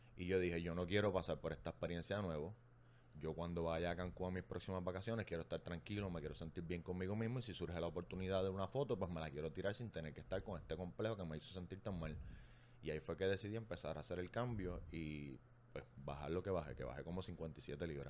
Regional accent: Arecibo, Puerto Rico; moved away as an adult; now in Bayamón, Puerto Rico; soy de Arecibo, llegué a Bayamón por trabajo

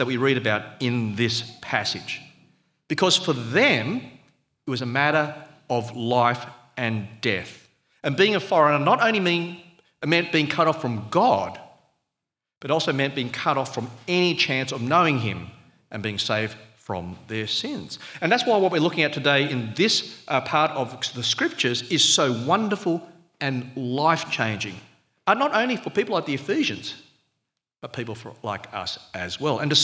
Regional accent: Sydney, New South Wales, Australia; accent: Australian; I was born in Australia, you can tell by the slightly unsubtle accent, and I've always been a citizen, but my parents actually came from overseas. They were migrants from Malaysia.

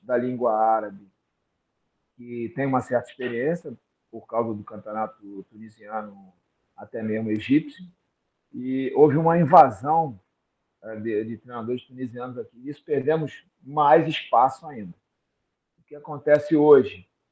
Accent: Brazil; now in Saudi Arabia; todos nós como brasileiros

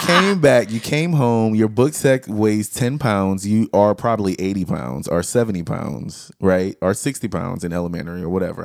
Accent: the South, United States; We are all from the South

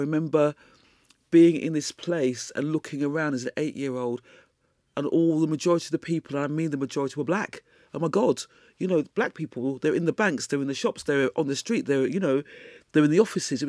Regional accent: Croydon, London, United Kingdom; I was born in Mayday Hospital, Croydon, mate.

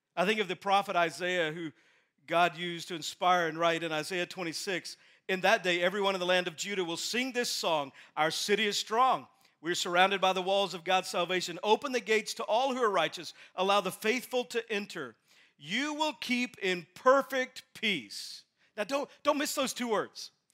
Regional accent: Texas, United States; moved away; I'm from Texas. My dad's still in Texas

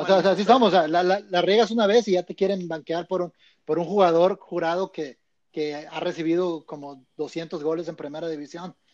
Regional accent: Mexico; somos, mexicanos

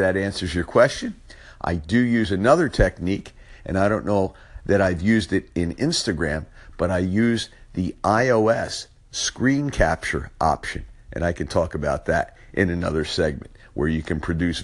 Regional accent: Philadelphia, Pennsylvania, United States; accent: South Philly; my South Philly accent

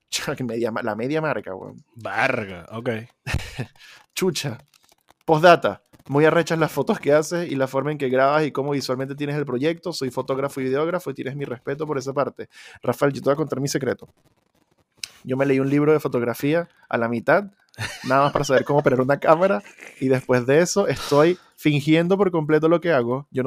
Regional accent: Venezuela; moved away; Yo cuando salí de Venezuela dejé como tres instrumentos allá y ya los di por perdidos

